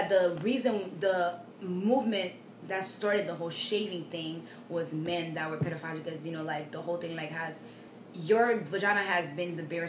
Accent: Haiti; moved away; I'm from Haiti, right?

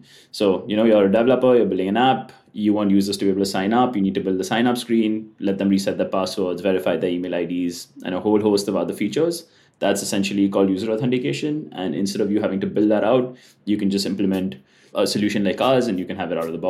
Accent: India; moved away as an adult; I'm actually moving. So I'm from India, but I'm currently moving to SF.

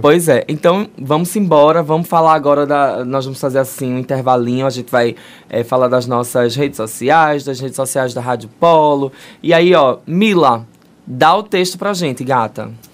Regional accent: Brazil; a gente cresceu no Brasil

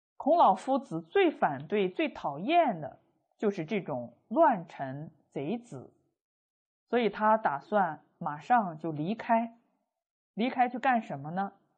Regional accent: China; 我们中国人

